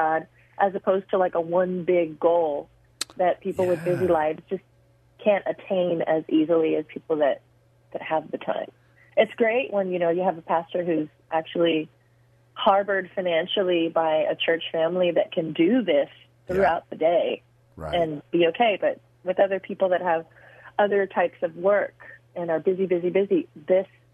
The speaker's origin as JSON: {"language": "English", "country": "Puerto Rico", "tie": "born or raised there", "also_born_or_lived": "New York, United States", "said": "we moved from New York, where I was born and everything I knew, to Puerto Rico"}